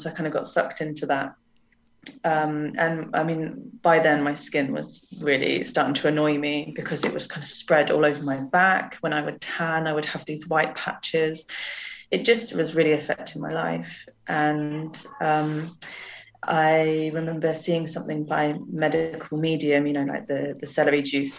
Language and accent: English; Jersey; moved away; I grew up in Jersey in the Channel Islands